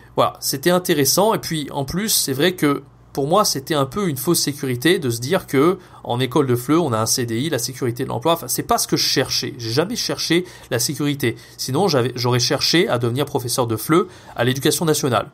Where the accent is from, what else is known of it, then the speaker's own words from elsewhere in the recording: France; first language French; also born or lived in Montpellier; je suis rentré en France au moment du Covid